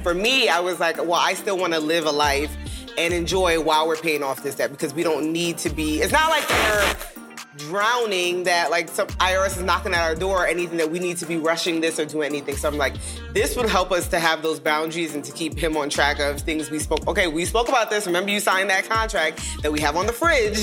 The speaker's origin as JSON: {"language": "English", "town": "New York City", "region": "New York", "country": "United States", "tie": "born or raised there", "moved": "as an adult", "lives_now": "Dallas, United States", "said": "two kids from Brooklyn, New York, in the projects, now living in Dallas, um, Dallas, Texas"}